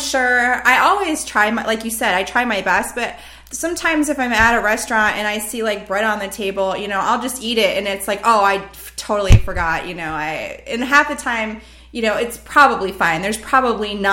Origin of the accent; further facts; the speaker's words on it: United States; first language English; in America, where I'm in my own country speaking my native language to another native speaker